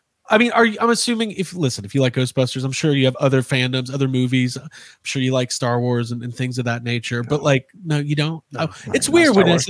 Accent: Highland Park, Illinois, United States; I am from Highland Park, Illinois

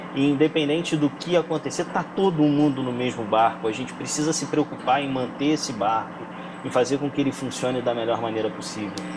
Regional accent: Rio de Janeiro, Brazil; now in São Paulo, Brazil; sou carioca. Hoje, com home office, eu tenho a possibilidade de voltar ao Rio e, e não mais morar em São Paulo.

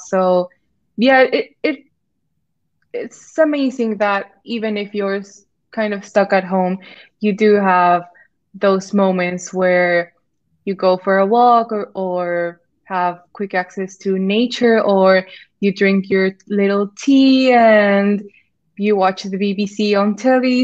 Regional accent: Mexico; moved away as an adult; now in York, United Kingdom; I'm from Mexico

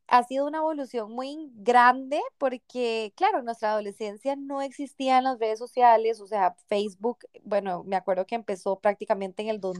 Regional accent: Paraguay; soy de Paraguay y yo en Barcelona

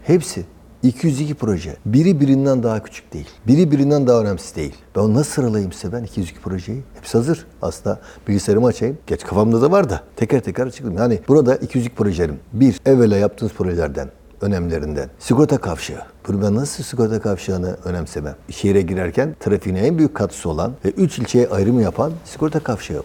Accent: Geyve, Sakarya, Turkey; Geyve'liyim aynı zamanda.

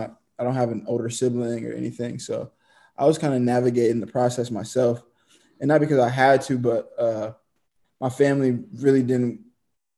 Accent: Seattle, Washington, United States; moved away as an adult; also born or lived in Missouri; now in Zagreb, Croatia; from Seattle, Washington. Grew up, went to high school with Wallace Lapsley.

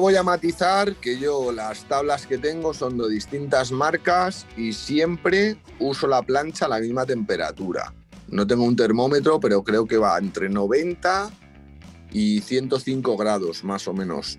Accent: Madrid, Community of Madrid, Spain; yo justo soy de Madrid

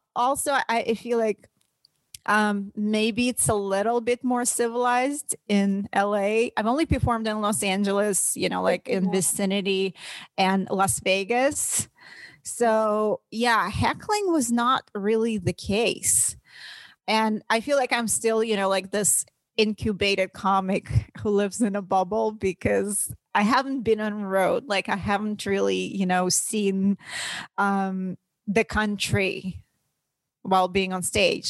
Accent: Russia; English is a second language; now in United States

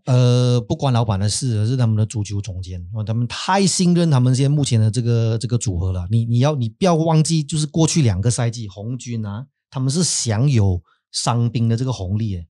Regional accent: Malaysia; 我们马来西亚人

